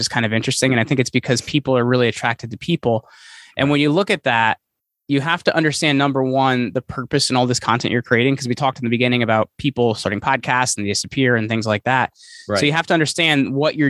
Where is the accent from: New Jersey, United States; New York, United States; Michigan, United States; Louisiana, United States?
New Jersey, United States; Sussex County; also born or lived in Morris County, New Jersey; I've been in New Jersey all my life. I'm a Sussex County boy, so it's all farm country up here. I grew up picking string beans and stuff like that.